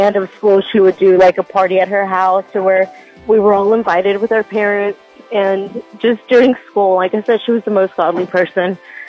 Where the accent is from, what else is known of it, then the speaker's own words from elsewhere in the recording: Oxford, Alabama, United States; now in Boaz, United States; I live in Boaz, but I grew up in Oxford. So I went to Oxford.